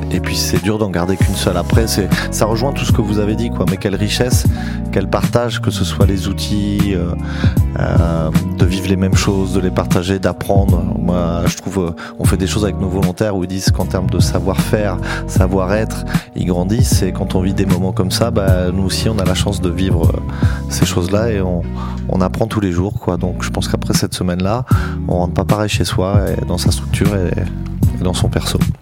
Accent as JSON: {"language": "French", "region": "Normandy", "country": "France", "said": "je suis un Normand"}